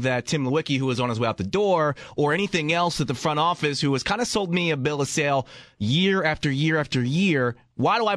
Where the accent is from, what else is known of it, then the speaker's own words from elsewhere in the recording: United States; an American who is not familiar with Canadian culture